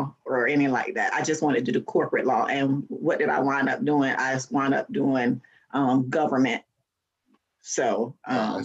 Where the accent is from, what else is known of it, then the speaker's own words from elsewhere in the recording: Fort Lauderdale, Florida, United States; I am actually born and raised in Fort Lauderdale, Florida